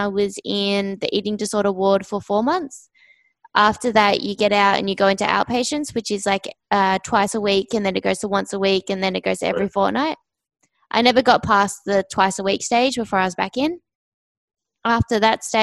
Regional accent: Australia; I'm from Australia, down south. So when you guys said my accent was deep, it's not. If you go up north, that's where it gets a lot deeper

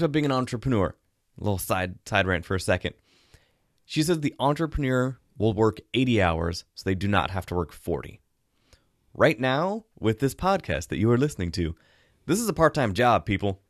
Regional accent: the Northwest, Pacific Northwest, United States; I grew up in the Northwest, I grew up swimming in lakes

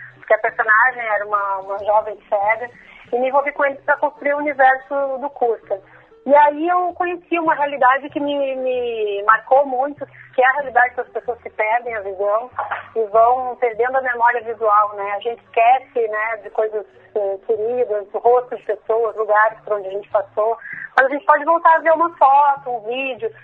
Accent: Porto Alegre, Rio Grande do Sul, Brazil; E eu sou de Porto Alegre, né, sou da capital

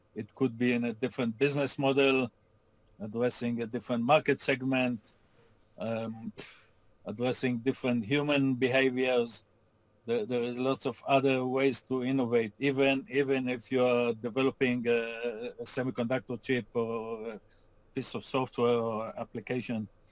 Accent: Israel; moved away as an adult; now in Austin, United States; I grew up in Israel, went to school in Israel, and started my career working for American companies in Israel

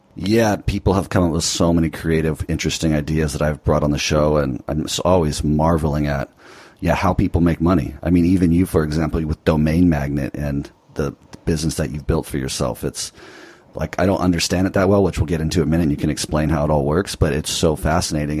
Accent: California, United States; I'm in California right now, and although this is where I'm from

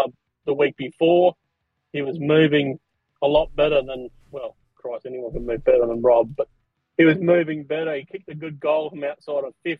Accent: Broken Hill, New South Wales, Australia; I grew up in Broken Hill

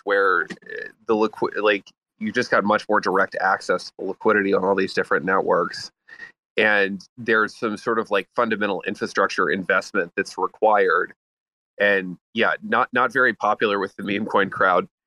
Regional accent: United States; I'm an American

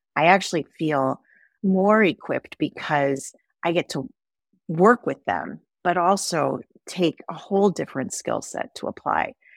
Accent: Wisconsin, United States; also born or lived in Sandy Hook, Connecticut; I am from Wisconsin, and I am a cheesehead at heart. I love being from Wisconsin, I love this state, I love the people here

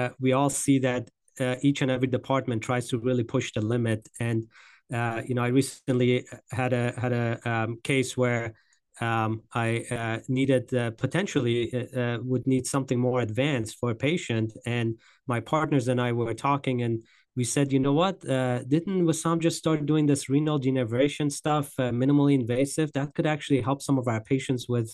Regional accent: West Virginia, United States; also born or lived in Grand Rapids, Michigan; right here in my hometown, in my home state

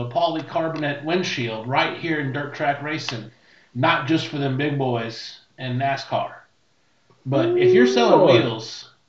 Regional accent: Connecticut, United States; I did. I'm from Connecticut.

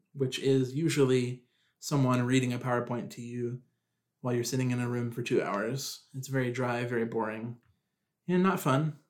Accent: Tulsa, Oklahoma, United States; so I am from Oklahoma. I was born in Tulsa

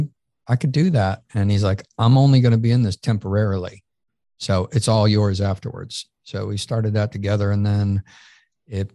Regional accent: Syracuse, New York, United States; now in Peachtree City, United States; I grew up in Syracuse, New York.

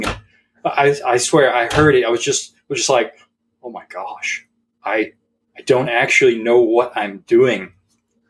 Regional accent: Texas, United States; I grew up in a very firearms friendly home, and so being a Texan and a man

